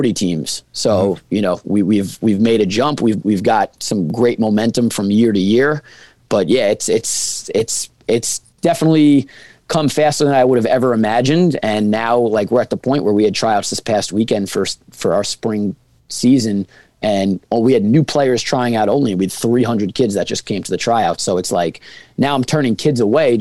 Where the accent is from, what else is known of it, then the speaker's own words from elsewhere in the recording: Rockville Centre, New York, United States; I'm from Long Island. I know the basketball landscape of Long Island because I'm born and raised here